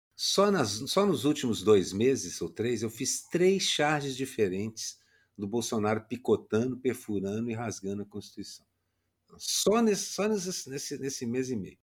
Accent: Minas Gerais, Brazil; now in Rio de Janeiro, Brazil; fui criado como cristão católico em Minas Gerais

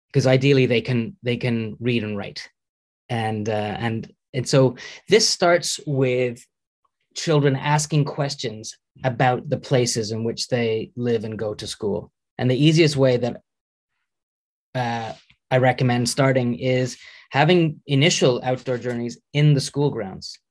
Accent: Canada; moved away as an adult; also born or lived in United Kingdom / Edinburgh; now in Norway; I'm Canadian um, uh, originally

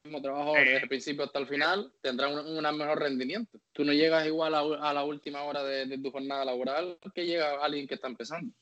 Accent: Canary Islands, Spain; moved away; en mi tierra

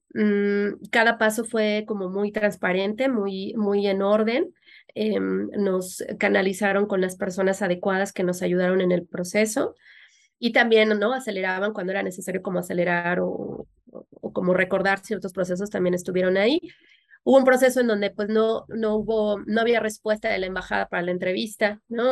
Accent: Mexico City, Mexico; also born or lived in Orlando, Florida; somos de la, de la Ciudad de México y decidimos establecernos en, Florida, en Orlando

